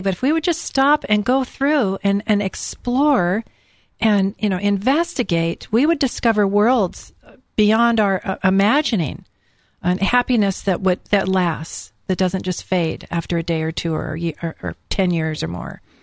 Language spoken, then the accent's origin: English; California, United States; I'm from California